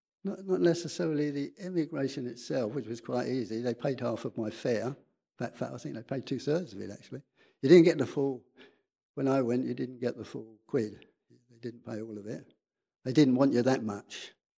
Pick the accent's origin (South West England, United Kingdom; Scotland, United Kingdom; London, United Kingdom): London, United Kingdom; Edmonton; Because I was born in England, North London, highly salubrious North London. Edmonton.